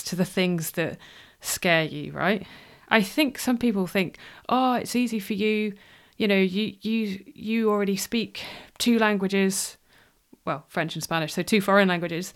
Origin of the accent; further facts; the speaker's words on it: near Wrexham, Wales, United Kingdom; also born or lived in Cardiff; I grew up in Wales. I lived in Wales until I was 18.